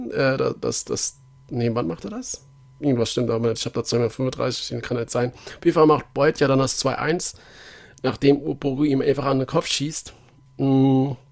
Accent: Nuremberg, Bavaria, Germany; Ja, gerade gerade als Nürnberger interessiert, ist ja dann schon interessant, warum hat er jetzt das rot gegeben.

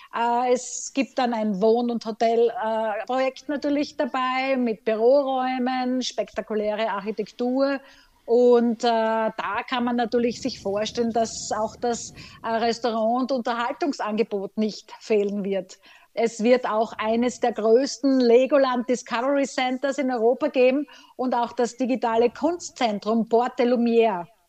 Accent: Graz, Styria, Austria; in meiner Heimat Graz

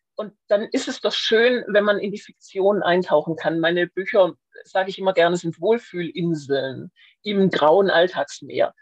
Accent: Schwäbisch Hall, Baden-Württemberg, Germany; Bin aufgewachsen in Schwäbisch Hall, wo ich auch heute noch meinen ersten Wohnsitz habe

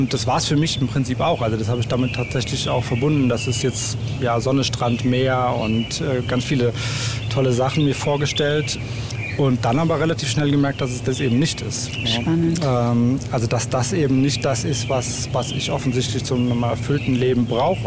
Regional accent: Germany; moved away as an adult; ich komm aus dem Odenwald ursprünglich. Also hier bin ich, bin ich aufgewachsen

